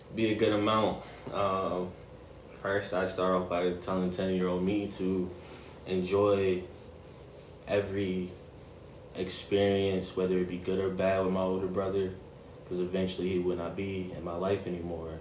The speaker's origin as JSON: {"language": "English", "town": "Gary", "region": "Indiana", "country": "United States", "tie": "born or raised there", "said": "growing up in Gary"}